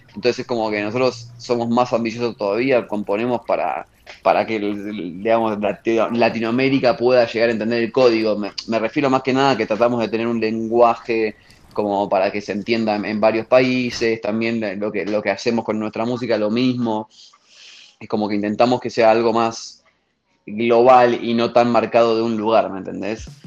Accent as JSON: {"language": "Spanish", "country": "Argentina", "moved": "as an adult", "lives_now": "Mexico", "said": "siendo argentino"}